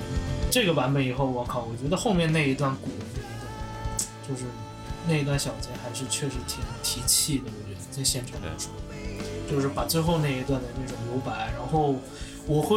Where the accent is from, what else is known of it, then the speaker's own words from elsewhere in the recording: China; 但我其实作为中国人的话，我肯定是期待在游戏世界看到我们本土的一些东西出来。